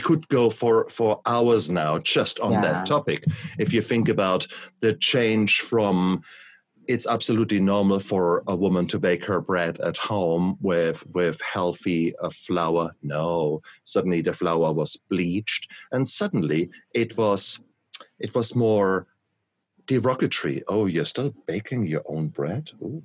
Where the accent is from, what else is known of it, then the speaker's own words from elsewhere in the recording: Germany; moved away; So I come from Germany, where we always have yummy, yummy food.